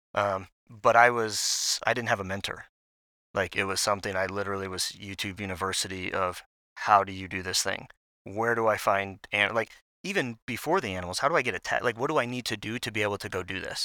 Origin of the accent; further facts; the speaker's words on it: Maryland, United States; moved away as an adult; now in Salt Lake City, United States; I grew up in Maryland